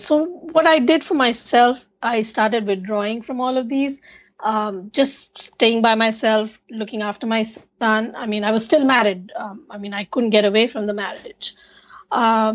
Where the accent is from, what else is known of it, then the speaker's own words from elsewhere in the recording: India; moved away as an adult; now in United States; I grew up in India with my grandparents